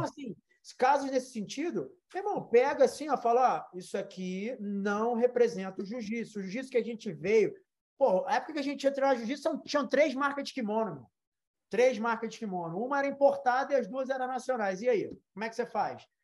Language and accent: Portuguese; Brazil; now in United States; a gente volta para o Brasil